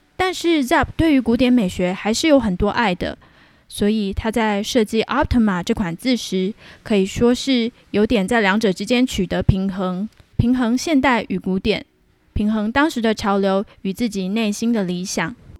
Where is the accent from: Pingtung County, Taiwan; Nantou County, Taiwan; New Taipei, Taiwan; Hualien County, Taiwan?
Pingtung County, Taiwan; also born or lived in Hsinchu, Taiwan; 我已经从新竹搬回了我的老家屏东。在我录音的这个地方，就是我屏东的家